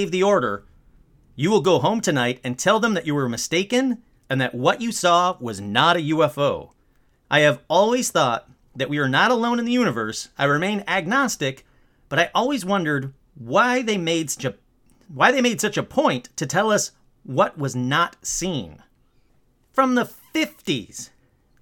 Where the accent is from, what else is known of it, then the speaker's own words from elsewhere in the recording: Michigan, United States; Michigan, my home state